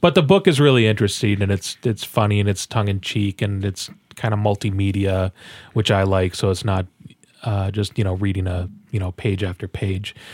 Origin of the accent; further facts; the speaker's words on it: Midwest, United States; we are from the Midwest as well